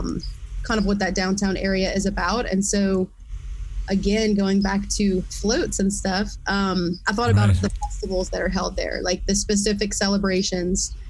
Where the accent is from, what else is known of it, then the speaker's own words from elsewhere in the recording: Lafayette, Louisiana, United States; also born or lived in Eunice, Louisiana; I grew up in Lafayette